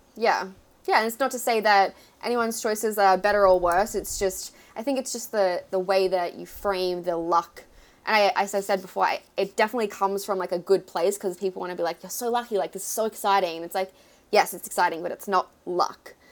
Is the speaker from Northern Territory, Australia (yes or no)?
no; Melbourne, Victoria, Australia; moved away as an adult; now in New York City, United States; I am an Aussie and I live in New York City